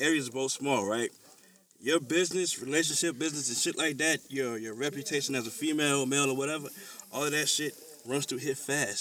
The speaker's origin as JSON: {"language": "English", "region": "South Carolina", "country": "United States", "said": "I'm from the South of South Carolina"}